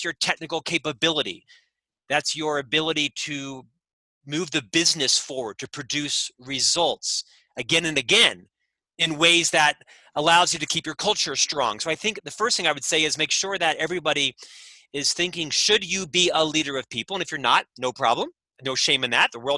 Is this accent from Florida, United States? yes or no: yes; Orlando, Florida, United States; also born or lived in London / Chicago; now in Utah, United States; Originally from Orlando, Florida